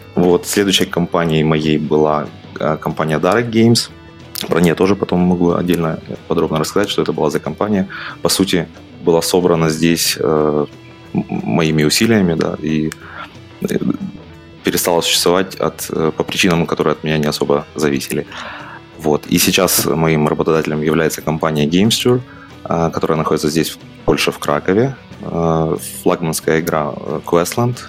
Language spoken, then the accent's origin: Russian; Mykolaiv, Mykolaiv Oblast, Ukraine; moved away as an adult; now in Kraków, Poland; Я из Украины изначально. А, жил я в городе Николаев на юге